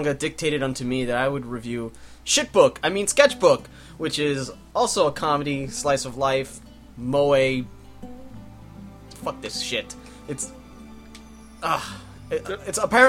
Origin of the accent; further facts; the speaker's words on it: New York, United States; we're from New York